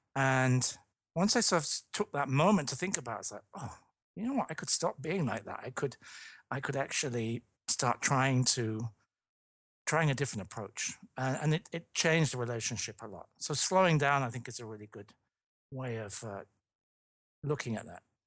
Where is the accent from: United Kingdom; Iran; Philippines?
United Kingdom; London; moved away; I'm from London, I'm from the U K originally